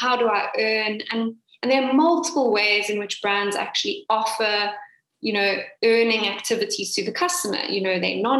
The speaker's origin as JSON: {"language": "English", "town": "Cape Town", "region": "Western Cape", "country": "South Africa", "said": "I am indeed from Cape Town."}